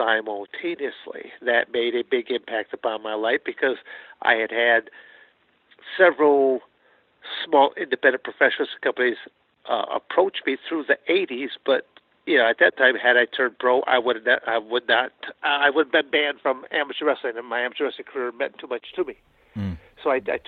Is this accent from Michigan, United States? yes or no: yes; Michigan, United States; moved away as an adult; also born or lived in Arizona; I'm born and raised in Michigan